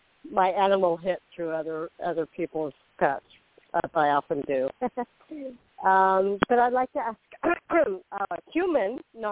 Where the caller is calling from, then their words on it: Florida, United States; This is …. I'm in Florida.